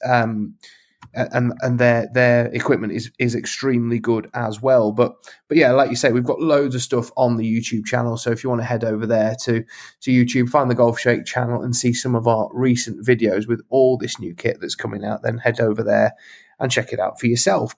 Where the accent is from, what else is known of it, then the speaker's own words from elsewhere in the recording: Lincolnshire, East Midlands, United Kingdom; when I was a kid growing up in Lincolnshire